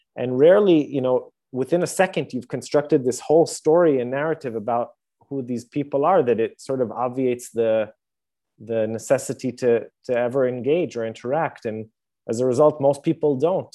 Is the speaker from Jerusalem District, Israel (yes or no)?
yes; Jerusalem, Jerusalem District, Israel; I, I was born and live in Jerusalem